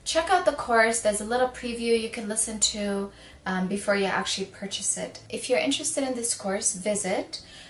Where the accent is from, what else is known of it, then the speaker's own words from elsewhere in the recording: Sudan; moved away; I'm from Sudan, I'm African